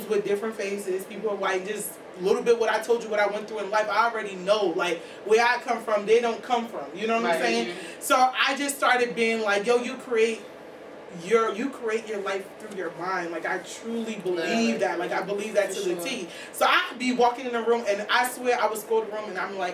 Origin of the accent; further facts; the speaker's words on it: East Orange, New Jersey, United States; I grew up in East Orange, so I went to Tyson from 6th grade to 12